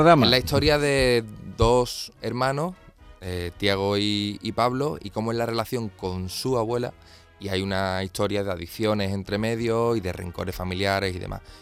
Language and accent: Spanish; Seville, Andalusia, Spain; somos todos los sevillanos